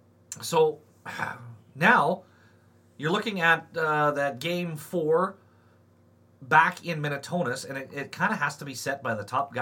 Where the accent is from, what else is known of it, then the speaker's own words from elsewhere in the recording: Saskatchewan, Canada; moved away; I grew up in Saskatchewan